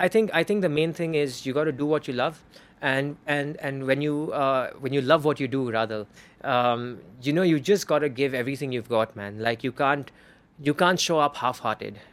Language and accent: English; Bangalore, Karnataka, India; accent: Parsi Hindi accent; I'm from Bangalore, it's another thing I'm a Parsi. And Parsis have the freaking weirdest Hindi accent on the planet.